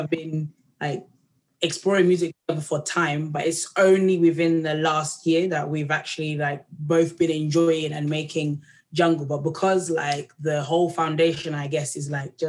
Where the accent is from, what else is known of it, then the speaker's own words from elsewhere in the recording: Tanzania; moved away; because I'm from Tanzania, there's like a way like that people chant, like a Bantu chant, which is like all about harmonies and feelings. So I've grown up like